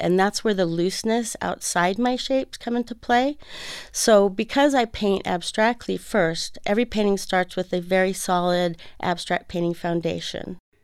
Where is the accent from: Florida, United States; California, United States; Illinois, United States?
California, United States; Fresno; moved away as an adult; now in Arizona, United States; I grew up in Fresno, California